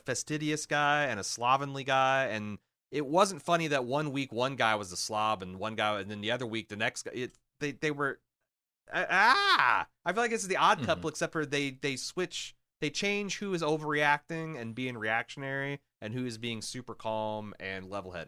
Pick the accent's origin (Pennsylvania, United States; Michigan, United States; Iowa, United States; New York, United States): Iowa, United States; I'm from Iowa. I just work here.